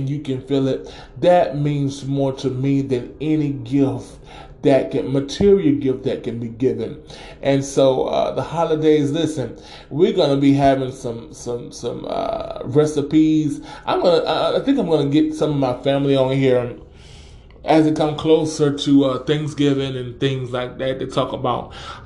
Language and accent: English; the South, United States; we country here, and I'm from the South, and we say Walmart's or Wally World